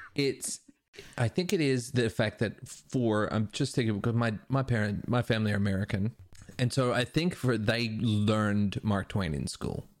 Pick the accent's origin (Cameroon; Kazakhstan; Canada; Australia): Australia; Perth, Western Australia; growing up in Perth